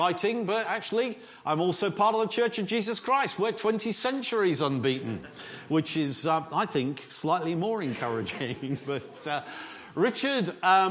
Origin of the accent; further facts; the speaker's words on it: Southampton, South East England, United Kingdom; now in Worcester, United Kingdom; I'm from Southampton originally.